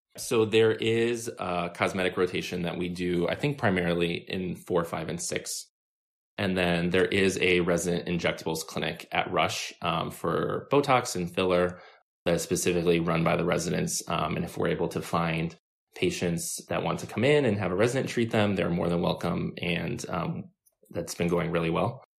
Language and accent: English; Milwaukee, Wisconsin, United States; now in Chicago, United States; I'm from Wisconsin and I drive home fairly often